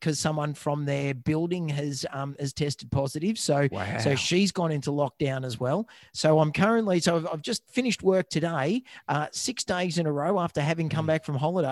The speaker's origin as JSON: {"language": "English", "region": "Victoria", "country": "Australia", "said": "we're being from Victoria"}